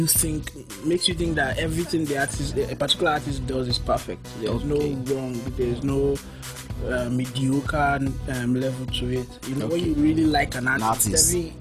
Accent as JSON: {"language": "English", "region": "Edo", "country": "Nigeria", "said": "Oh, I'm from Edo State anyway."}